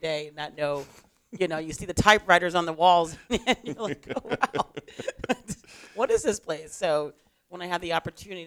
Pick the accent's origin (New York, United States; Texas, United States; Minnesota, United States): New York, United States; now in Tucson, United States; I come from the East Coast, originally from New York